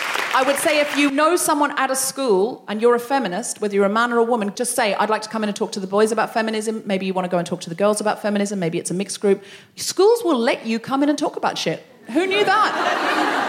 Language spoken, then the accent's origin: English; Australia; moved away as an adult; now in London, United Kingdom; being a young Australian woman from a beach town where people speak to each other